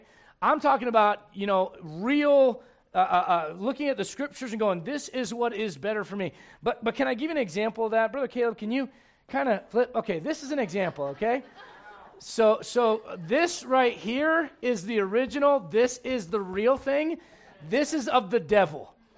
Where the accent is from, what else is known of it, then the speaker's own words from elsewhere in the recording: Berlin, Germany; now in Colorado, United States; I was born in Berlin, Germany, but I call Colorado home.